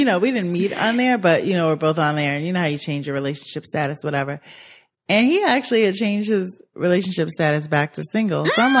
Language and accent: English; New York, United States; I'm from New York.